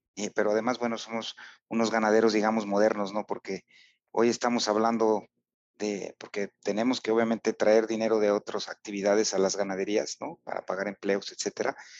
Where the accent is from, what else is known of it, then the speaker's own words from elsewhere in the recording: Huamantla, Tlaxcala, Mexico; en Huamantla, que es mi pueblo